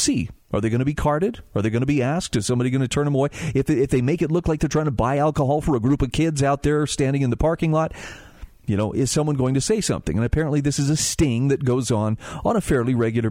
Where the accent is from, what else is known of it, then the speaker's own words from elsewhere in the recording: Utah, United States; my home state of Utah